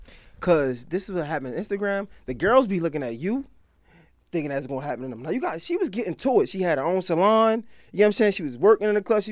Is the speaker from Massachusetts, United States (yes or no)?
no; Baltimore, Maryland, United States; now in Atlanta, United States; I'm from Baltimore.